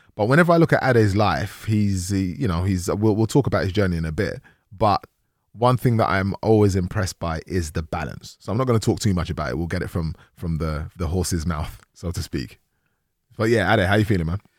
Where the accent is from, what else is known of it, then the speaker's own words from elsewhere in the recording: London, United Kingdom; also born or lived in Nigeria; I grew up in Tottenham